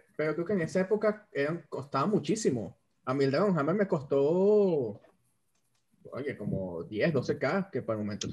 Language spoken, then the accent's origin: Spanish; Venezuela; moved away; los tres somos venezolanos y ninguno está en Venezuela